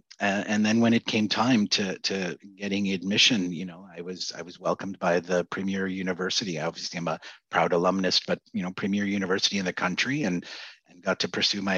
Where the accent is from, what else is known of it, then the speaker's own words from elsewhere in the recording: Canada; Yeah, so I grew up in the 70s and racism was abound